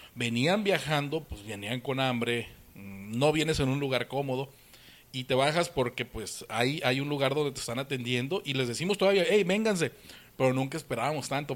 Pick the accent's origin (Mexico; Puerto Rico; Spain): Mexico; Sinaloa; moved away; also born or lived in Hermosillo, Sonora; aunque soy sinaloense, aunque soy nacido aquí en Sinaloa, viví un tiempo en Hermosillo, eh, viví 15 años